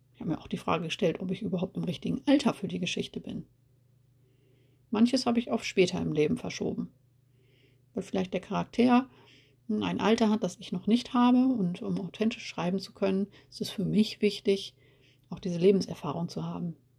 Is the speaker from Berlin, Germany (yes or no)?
no; East Frisia, Lower Saxony, Germany; now in Rhineland, Germany; bin Ende der 70er in Ostfriesland geboren und lebe aber heute im Rheinland